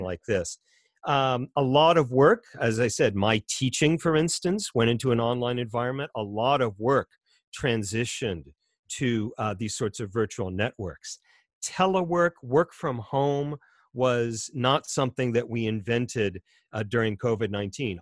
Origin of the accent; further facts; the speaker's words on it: United States; as an American